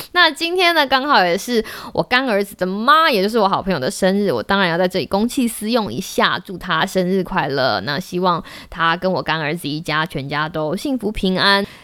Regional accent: Taiwan; moved away as an adult; 我以前在台湾的时候

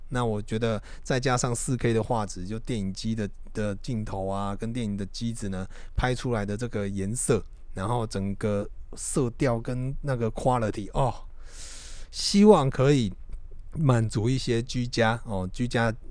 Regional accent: Taiwan; 我们台湾人

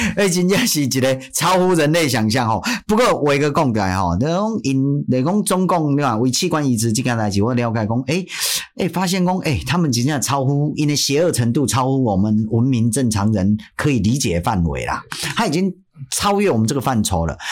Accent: Taiwan; 这一辈子可以身为台湾人算是相对幸福的

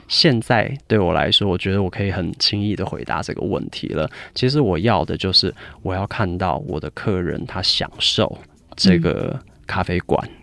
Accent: United Kingdom; 我在英国长大，我其实十二岁就去英国了

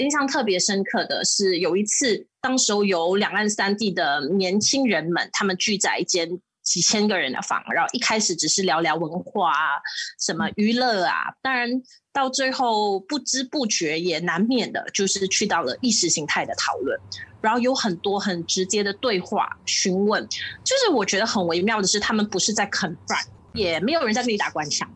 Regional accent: Malaysia; 我们马来西亚华人

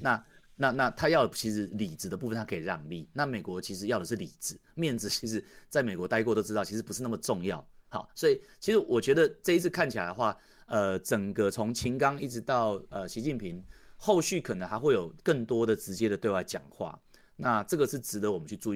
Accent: Taiwan; 我们台湾人其实反而是比较有机会可以看得懂两方面到底在干嘛

